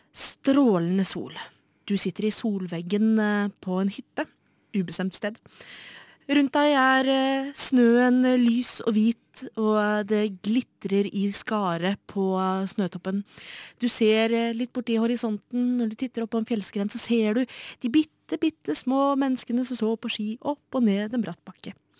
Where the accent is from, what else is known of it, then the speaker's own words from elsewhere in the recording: Oslo, Norway; født og oppvokst i Oslo